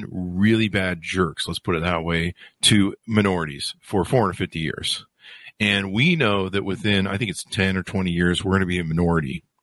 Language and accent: English; the South, United States; I grew up seeing going in the South and seeing segregated, uh, bathrooms and stuff, fountains.